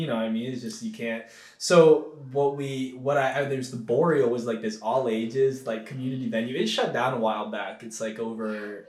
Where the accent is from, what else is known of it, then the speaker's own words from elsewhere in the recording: Eugene, Oregon, United States; you're like a brown kid growing up in Eugene